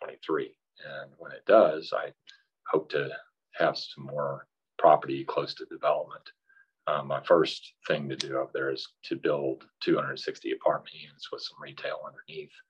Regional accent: Garland, Texas, United States; also born or lived in California / Austin, Texas / Dallas, Texas; I grew up in Garland, so I'm from the DFW area. I was born in California, moved here when I was 3 years old

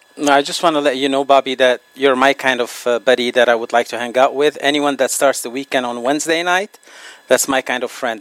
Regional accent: Lebanon; moved away; my homeland, Lebanon

